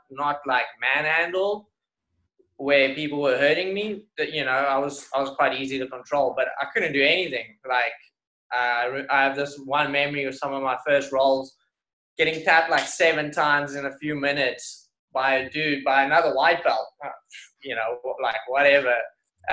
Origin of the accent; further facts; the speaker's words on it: Somerset West, Western Cape, South Africa; moved away as an adult; also born or lived in Strand; now in New York, United States; we had quite a fun club out in Somerset West, my hometown.